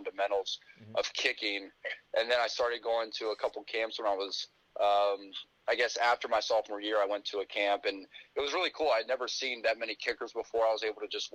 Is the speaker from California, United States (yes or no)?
no; Decatur, Georgia, United States; I'm from Decatur, Georgia. Grew up a Georgia Tech basketball fan